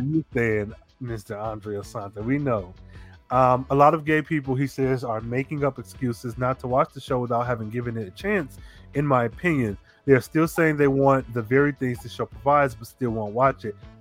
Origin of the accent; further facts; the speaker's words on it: Midwest, United States; moved away; also born or lived in Atlanta; Growing up in the Midwest, we rode horses